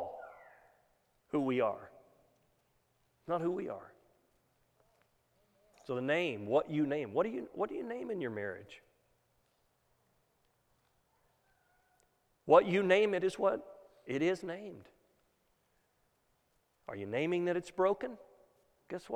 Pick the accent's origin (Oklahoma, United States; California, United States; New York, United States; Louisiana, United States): Oklahoma, United States; moved away; I came from Oklahoma